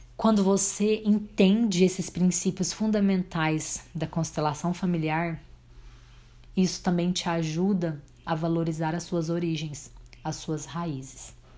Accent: Abadia dos Dourados, Minas Gerais, Brazil; also born or lived in Tupaciguara, Minas Gerais; nunca neguei que eu nasci em Abadia dos Dourados, Minas Gerais, Brasil. Nunca neguei que eu sou brasileira, nunca neguei que eu morasse em Tupaciguara

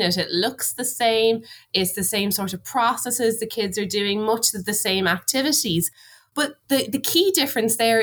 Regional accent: Ireland

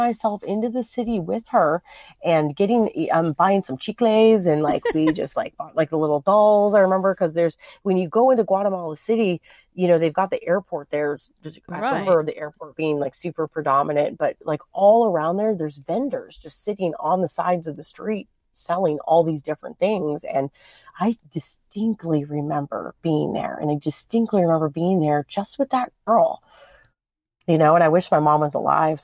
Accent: United States; hello, I'm from America.

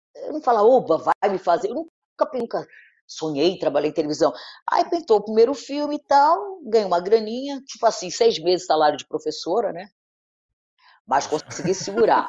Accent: Rio de Janeiro, Brazil; eu estudei no Notre Dame, eu sou do Leblon, né? É, e estudei no Notre Dame, uhum. Ipanema, a vida inteira

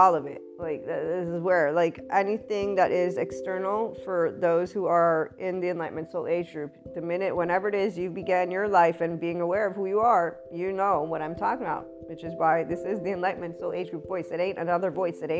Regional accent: United States; also born or lived in Italy; me as an American, because I'm a bicultural person

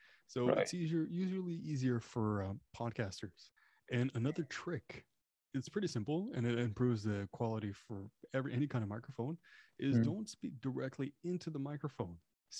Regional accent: Canada; first language French; English is a second language; French is my first language, technically, I guess.

